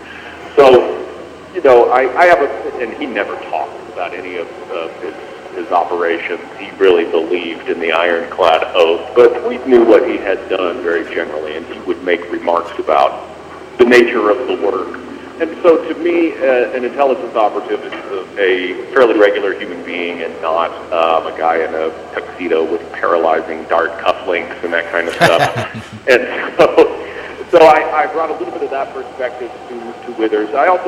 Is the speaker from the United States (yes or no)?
yes; Southern California, United States; moved away as an adult; also born or lived in Memphis; now in Virginia, United States; I grew up in Southern California with the … fan license plate frame on my car, the only kid at my high school who had that.